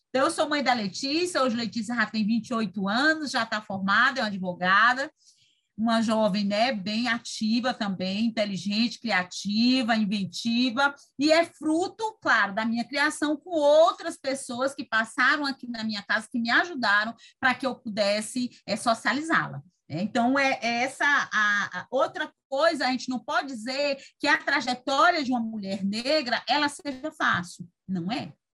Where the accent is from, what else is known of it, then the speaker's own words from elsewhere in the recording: Teresina, Piauí, Brazil; moved away as an adult; also born or lived in Ceará; now in Fortaleza, Brazil; eu sou do, do, de Teresina, vim embora para cá. A época já tem 30 anos que eu fiz isso por conta do meu casamento